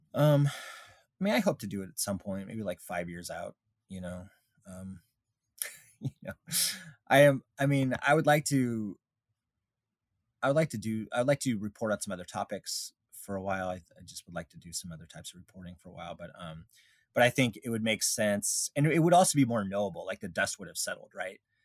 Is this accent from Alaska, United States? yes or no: yes; Alaska, United States; I grew up in Alaska